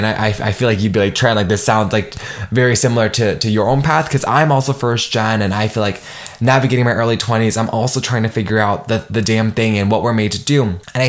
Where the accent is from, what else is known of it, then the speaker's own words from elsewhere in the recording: Nigeria; make my mark as a first gen and like as a Nigerian woman.